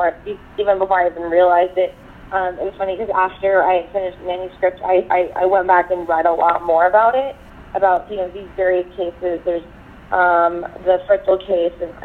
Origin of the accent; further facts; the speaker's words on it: Texas, United States; I grew up in Texas